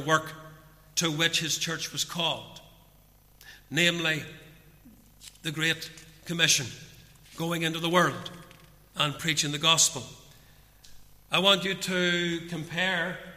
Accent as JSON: {"language": "English", "town": "Portadown", "region": "Northern Ireland", "country": "United Kingdom", "tie": "born or raised there", "lives_now": "Ballymoney, United Kingdom", "said": "growing up in Portadown as a young man"}